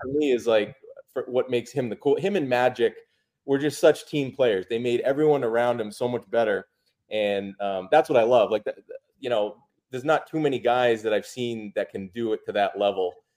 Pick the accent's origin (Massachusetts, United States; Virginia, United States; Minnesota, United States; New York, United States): Massachusetts, United States; a lifelong Celtics fan, grew up in Massachusetts